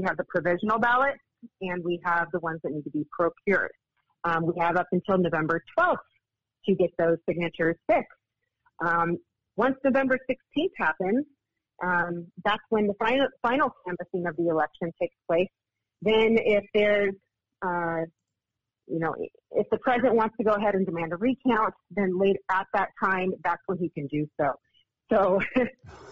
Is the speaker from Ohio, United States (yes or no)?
no; Nevada, United States; I'm from Nevada